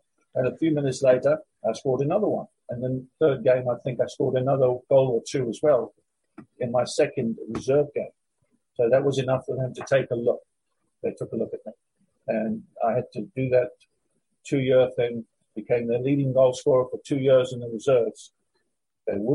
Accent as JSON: {"language": "English", "town": "Durban", "region": "KwaZulu-Natal", "country": "South Africa", "also_born_or_lived": "London, United Kingdom", "moved": "as an adult", "said": "I'm a South African boy"}